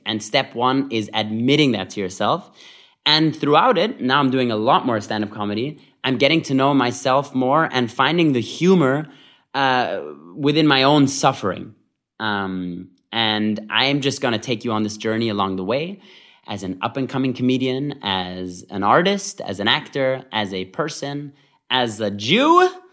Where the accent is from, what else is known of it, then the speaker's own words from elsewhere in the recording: Vienna, Austria; moved away; I grew up in Vienna, Austria